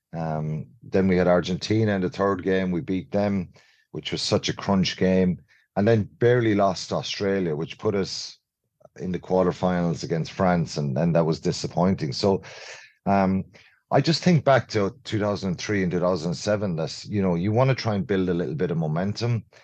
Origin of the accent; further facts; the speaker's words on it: Ireland; as Irish people